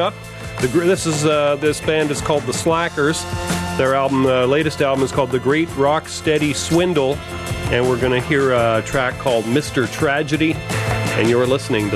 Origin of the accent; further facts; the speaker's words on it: Montreal, Quebec, Canada; now in British Columbia, Canada; as a child growing up in Montreal as a big Habs fan